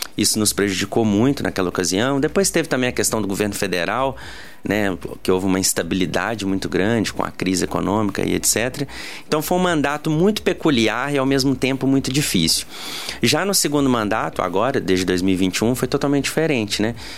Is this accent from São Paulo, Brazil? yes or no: no; Tiradentes, Minas Gerais, Brazil; eu sempre tive Tiradentes, né, minha cidade natal, cidade natal também dos meus familiares, no coração.